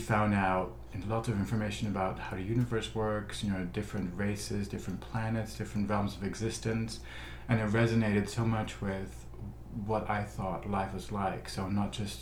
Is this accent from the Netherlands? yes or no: yes; Netherlands; now in Los Angeles, United States; as a kid, you know, growing up in the Netherlands